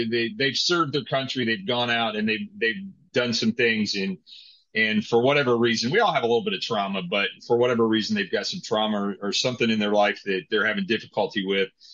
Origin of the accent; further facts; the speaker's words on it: Indiana, United States; moved away; I grew up in Indiana, so there was plenty of hay there